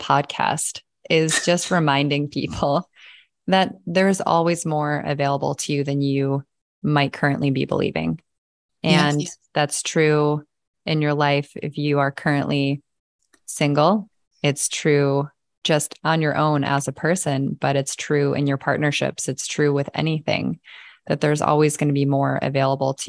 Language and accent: English; Midwest, United States; moved away as an adult; also born or lived in California; I was from the Midwest. I was going to stay in the Midwest till I died